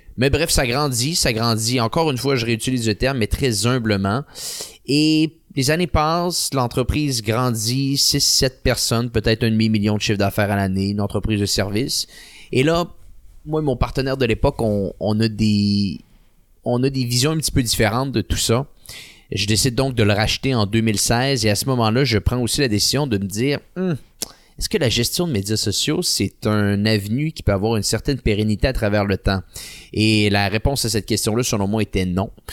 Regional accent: Quebec City, Quebec, Canada; je viens de la ville de Québec

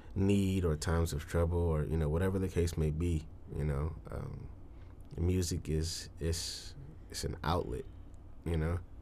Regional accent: Detroit, Michigan, United States; born or raised there; now in Tulsa, United States

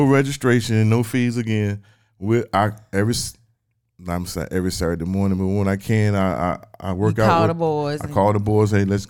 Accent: Weldon, North Carolina, United States; I love Weldon like I was born and raised in Weldon.

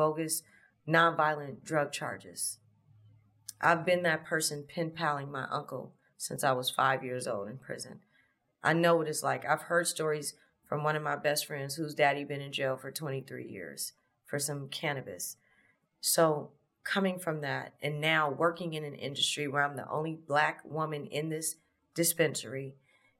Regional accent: Los Angeles, California, United States; I'm from LA. I'm from South LA, South Central. Born in 86. Grew up in the late 80s, early 90s

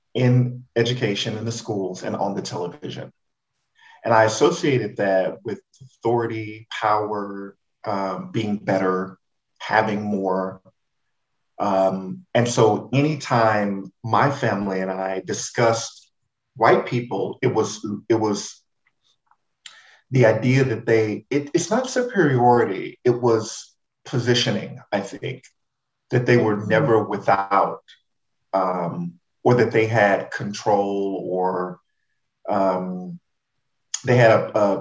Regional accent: Houston, Texas, United States; my fondest memories of growing up in Third Ward

